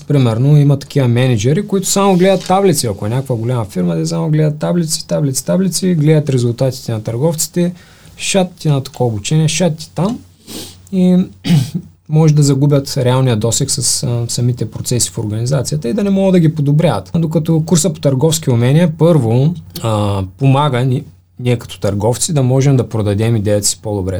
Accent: Bulgaria; ние като българи

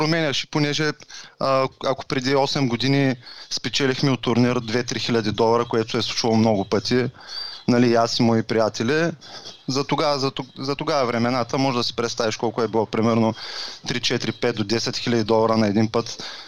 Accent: Varna, Varna Province, Bulgaria; на 35 години съм от Варна

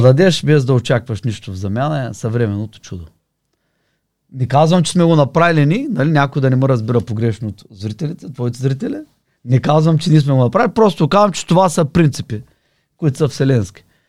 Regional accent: Varna, Varna Province, Bulgaria; also born or lived in Sofia; от Варна съм

